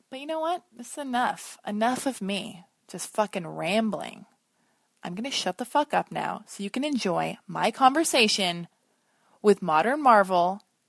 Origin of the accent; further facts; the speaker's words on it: Los Angeles, California, United States; We were both born and raised in Los Angeles, which is a rarity.